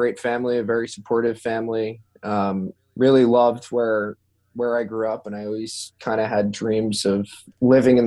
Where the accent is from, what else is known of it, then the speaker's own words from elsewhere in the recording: Long Island, New York, United States; I grew up in Long Island, New York